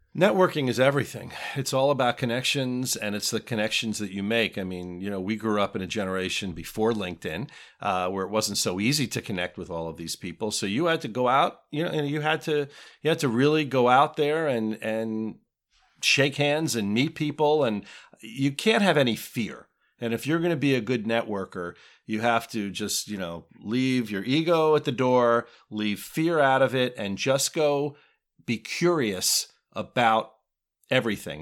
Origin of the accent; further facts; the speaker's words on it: Springfield, New Jersey, United States; also born or lived in Westfield, New Jersey; I grew up not far from here in Springfield, New Jersey